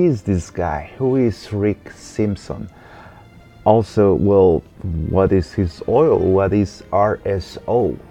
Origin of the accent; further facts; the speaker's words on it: Guatemala; moved away; I am from Guatemala, born and raised